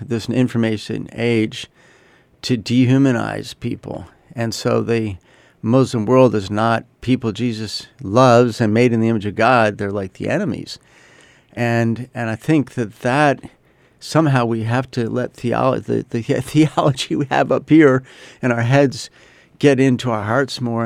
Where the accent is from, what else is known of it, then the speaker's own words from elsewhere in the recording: United States; I'm an American